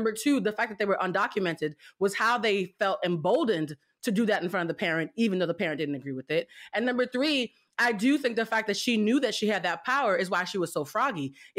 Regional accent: Haiti; also born or lived in Cuba; I'm from Haiti and Cuba.

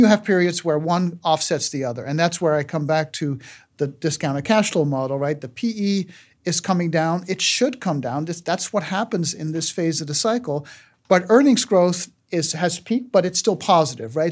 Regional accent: Aruba; moved away; I grew up in Aruba, uh, starved for American pop culture

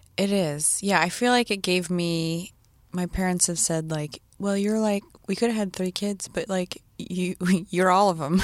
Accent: Northern California, United States; born or raised there; also born or lived in San Diego

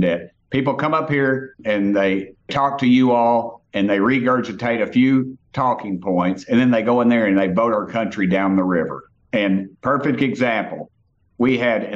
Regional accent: Tennessee, United States; I come from Tennessee

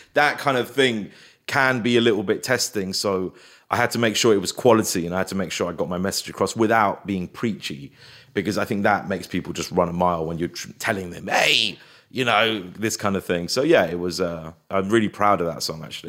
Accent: Feltham, London, United Kingdom; also born or lived in Hounslow; I grew up in Feltham, which was a very racist white area

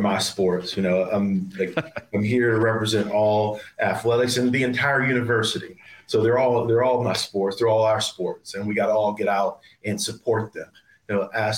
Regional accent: McKeesport, Pennsylvania, United States; Penn State Greater Allegheny, which is in my hometown of McKeesport, PA.

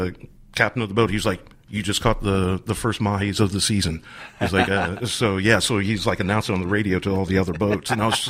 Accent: Columbus, United States

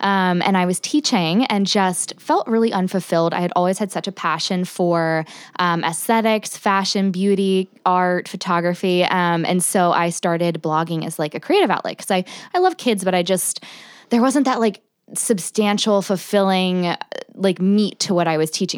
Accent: New Jersey, United States; So I grew up in South Jersey, right outside Philly.

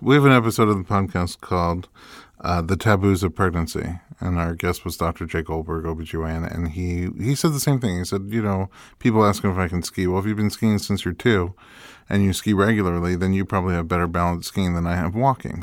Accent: New York City, New York, United States; moved away; I grew up in New York City

